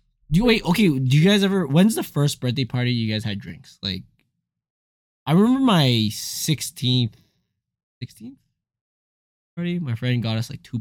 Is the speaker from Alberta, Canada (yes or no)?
yes; Alberta, Canada; growing up in Alberta, it was, like, very typical to have a friend in the acreage